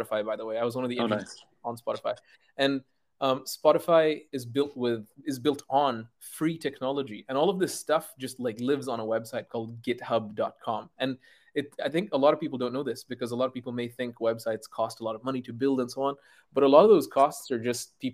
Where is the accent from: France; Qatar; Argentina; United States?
Qatar; I grew up in Qatar, of all places